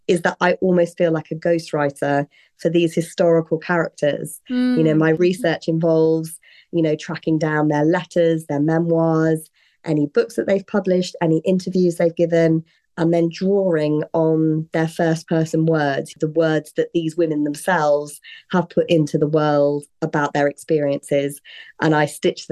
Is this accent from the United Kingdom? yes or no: yes; United Kingdom; also born or lived in London; I am British. That's where I was born, where I grew up, and still where I'm living and working